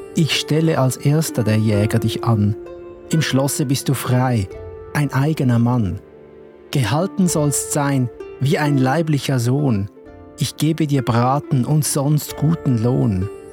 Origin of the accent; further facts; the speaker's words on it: Switzerland; bei uns in der Schweiz